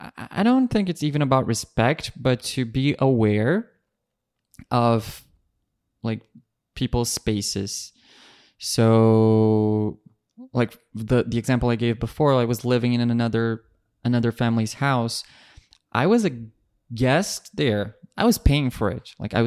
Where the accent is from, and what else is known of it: Brazil; English is a second language; moved away